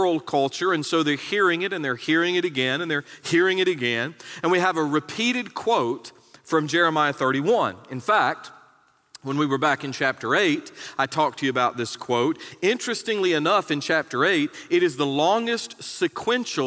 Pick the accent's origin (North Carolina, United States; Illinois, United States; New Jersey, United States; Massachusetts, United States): North Carolina, United States; moved away; I was born in North Carolina.